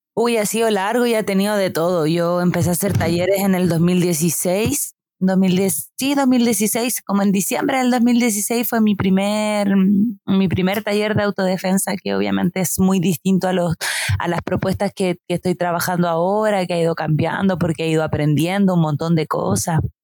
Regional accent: Santiago, Santiago Metropolitan Region, Chile; moved away as an adult; yo viví toda mi vida en Santiago, como que soy una persona muy santiaguina

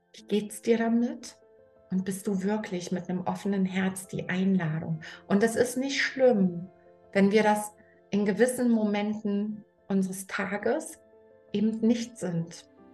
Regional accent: Germany; ich bin in der DDR groß geworden

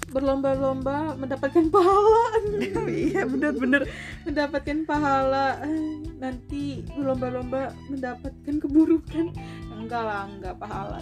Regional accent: Bogor, West Java, Indonesia; Gua lahir di Bogor, tanggal tujuh Desember dua ribu empat

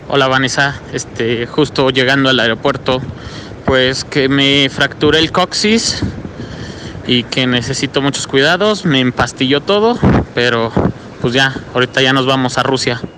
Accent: Mexico; todos somos mexicanos

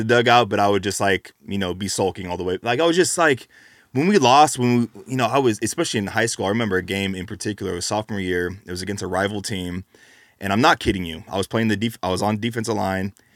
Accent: California, United States; I'm from California

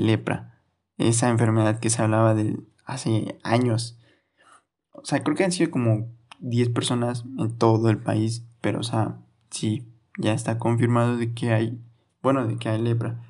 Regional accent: Orizaba, Veracruz, Mexico; aquí donde soy yo de Rizaba, Veracruz

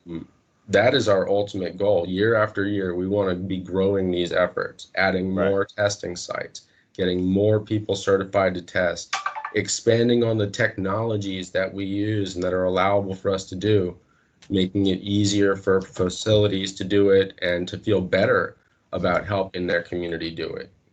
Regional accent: North Miami, Florida, United States; originally I am from Miami, Florida, North Miami

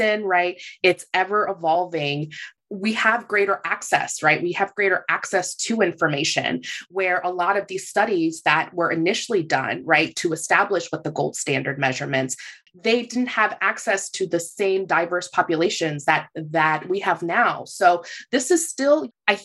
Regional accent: Puerto Rico; I'm from Puerto Rico

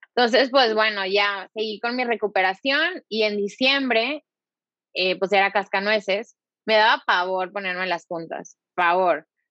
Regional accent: Monterrey, Nuevo León, Mexico; soy de aquí, soy de Monterrey, aquí está mi familia

